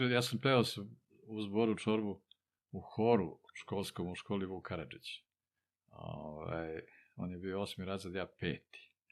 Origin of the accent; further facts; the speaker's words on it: Čačak, Moravica District, Serbia; also born or lived in Titograd, Montenegro; sam u Čačku, tu su me doveli bez pitanja kad si imao pola godine.